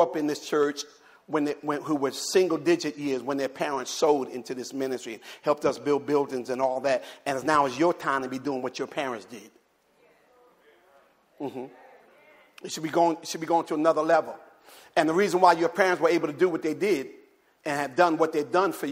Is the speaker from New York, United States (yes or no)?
no; Jersey City, New Jersey, United States; now in the South, United States; my hometown, Jersey City, New Jersey